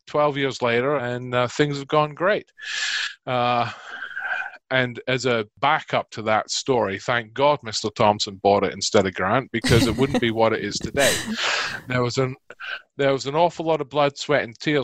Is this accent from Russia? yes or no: no; Carnoustie, Scotland, United Kingdom; moved away as an adult; now in Bucks County, United States; I'm from a small town in Scotland called Carnoustie